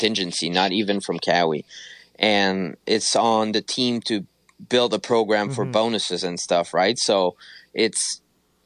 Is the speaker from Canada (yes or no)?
yes; Canada; I'm from Canada